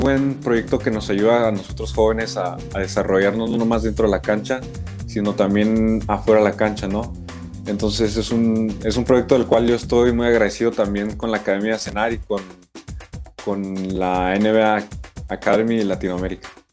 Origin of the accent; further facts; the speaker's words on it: Mexico; tenemos muchas cualidades también nosotros como mexicanos